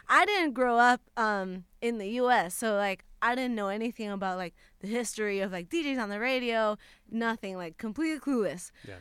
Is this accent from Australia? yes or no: no; Puerto Rico; moved away as an adult; now in Los Angeles, United States; I had just moved to LA. I'm from Puerto Rico